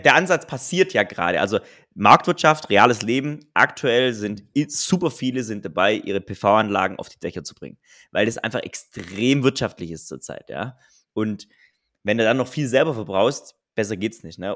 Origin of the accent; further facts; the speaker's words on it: Southern Germany, Germany; ich komme ja aus dem Süden von Deutschland